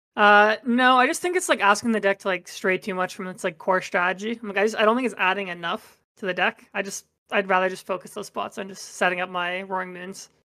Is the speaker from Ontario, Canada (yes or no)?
yes; Toronto, Ontario, Canada; I'm from Toronto